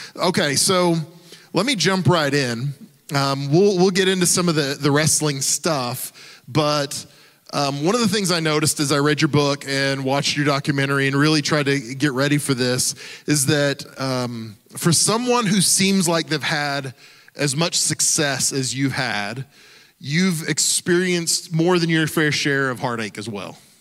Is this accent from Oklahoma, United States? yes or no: yes; Oklahoma, United States; I grew up in Oklahoma